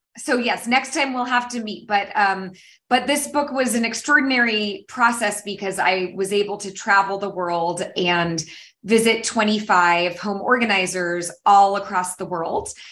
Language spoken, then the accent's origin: English; San Francisco Bay Area, California, United States; I am from the San Francisco Bay Area, um, based in California.